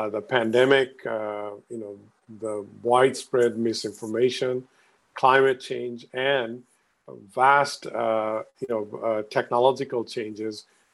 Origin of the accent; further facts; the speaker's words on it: Bangladesh; now in Stamford, United States; I'm originally from Bangladesh